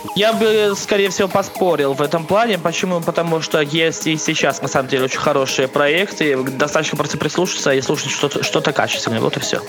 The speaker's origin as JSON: {"language": "Russian", "town": "Smalyavichy", "region": "Minsk Region", "country": "Belarus", "said": "я не совсем из Минска, я из города Смолевичи, это Минская область"}